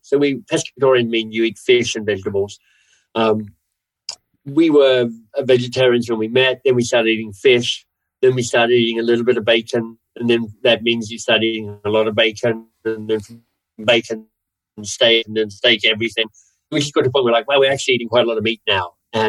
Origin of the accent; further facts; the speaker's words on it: Canada; also born or lived in Australia; Partly I'm a Canadian, so I'm not even sure I get to kind of – Canadian/Australian.